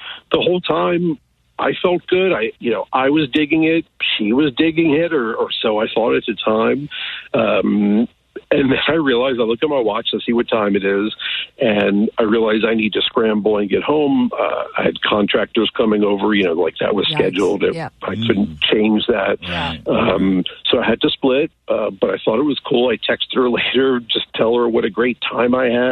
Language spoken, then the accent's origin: English; United States; moved away as an adult; Just outside Kansas City